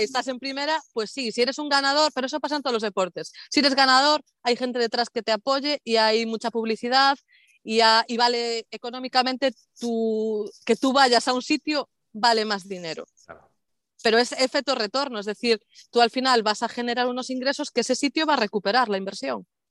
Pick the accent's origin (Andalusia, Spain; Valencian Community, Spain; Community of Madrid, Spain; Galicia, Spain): Galicia, Spain; de mi tierra